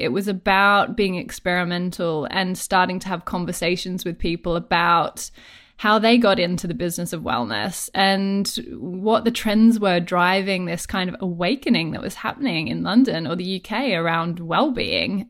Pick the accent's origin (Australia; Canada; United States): Australia; accent: Australian; moved away as an adult; now in United Kingdom; I'm Australian, if my accent didn't already give that away